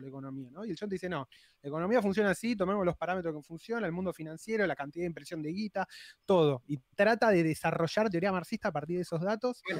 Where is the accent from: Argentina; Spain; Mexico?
Argentina